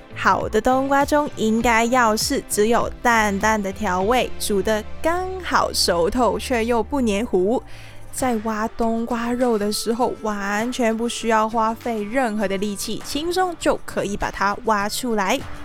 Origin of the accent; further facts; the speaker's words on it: Hong Kong; now in Taiwan; 我是香港人